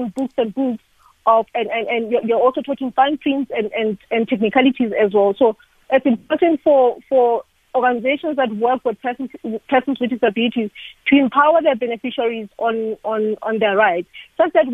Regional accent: South Africa

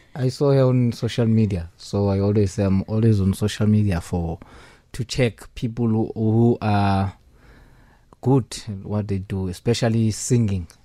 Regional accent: Eastern Cape, South Africa; I'm original from Eastern Cape

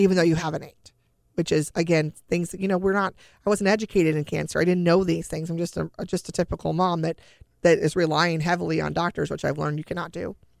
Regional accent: California, United States; We're from California. It's not humid here

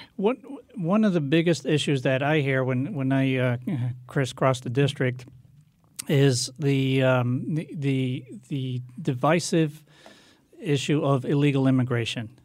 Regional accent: Hartford, Connecticut, United States; also born or lived in Portugal / Meriden; I grew up in Hartford, went to all, all the public schools there

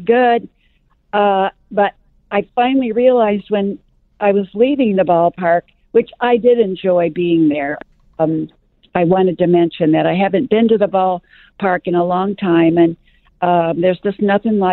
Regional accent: St. Louis, Missouri, United States; moved away; I was raised in St. Louis

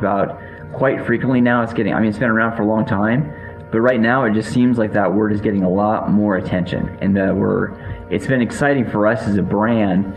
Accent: Seattle, Washington, United States; I grew up in the Seattle area

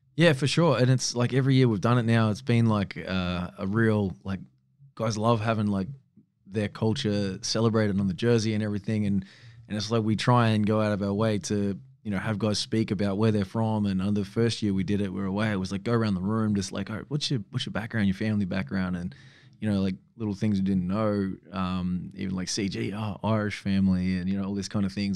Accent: Australia; also born or lived in Sweden; I'm like fifth generation Australian

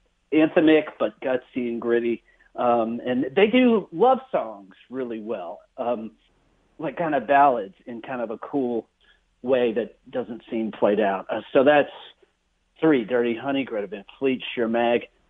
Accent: Alabama, United States; here in my home state of Alabama

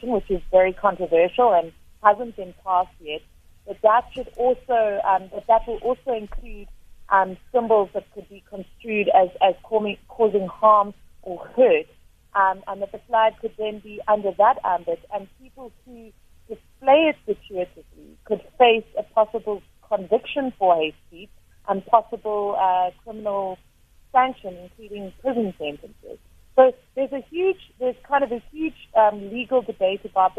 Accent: South Africa; as a South African

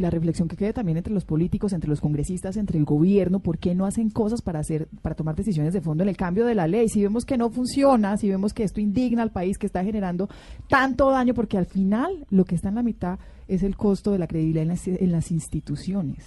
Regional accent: Antioquia, Colombia; yo soy antioqueña

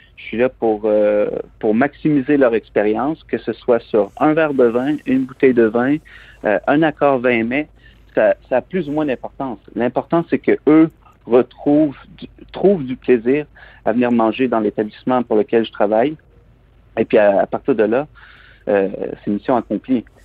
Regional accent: Plessisville, Quebec, Canada; moved away as an adult; also born or lived in Montreal / London; Je suis originaire des Bois-Francs, je suis originaire de la région de Plessisville

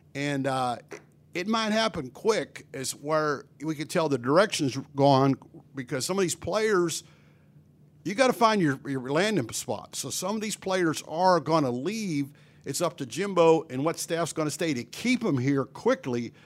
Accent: Pennsylvania, United States; moved away as an adult; now in Bryan-College Station, United States; I grew up in Pennsylvania.

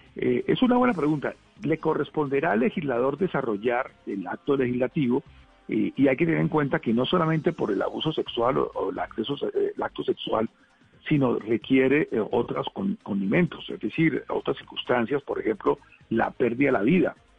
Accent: Colombia

